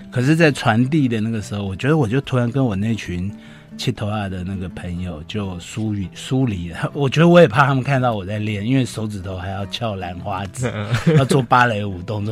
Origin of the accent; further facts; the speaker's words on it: Yonghe, New Taipei, Taiwan; 我是在永和长大